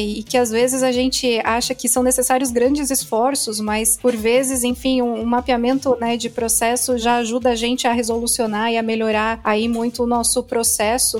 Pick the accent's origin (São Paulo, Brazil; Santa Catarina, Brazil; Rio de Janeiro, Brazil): Santa Catarina, Brazil; Joinville; Eu sou aqui de Joinville